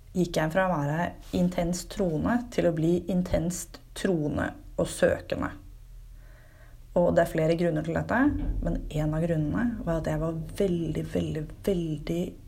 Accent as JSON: {"language": "Norwegian", "town": "Fredrikstad", "region": "Østfold", "country": "Norway", "said": "Fredrikstad, der jeg kommer fra"}